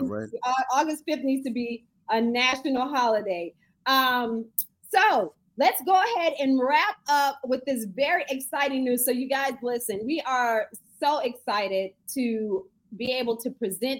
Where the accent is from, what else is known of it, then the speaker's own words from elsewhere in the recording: Fort Lauderdale, Florida, United States; I grew up behind the swap shop in Lauderdale and Westwood